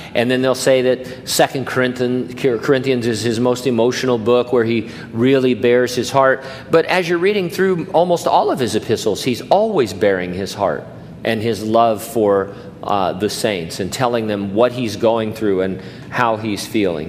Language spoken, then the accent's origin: English; Southern California, United States; moved away as an adult; now in Hanford, United States; in Southern California, uh, you know, growing up there for the first 20 plus years of my life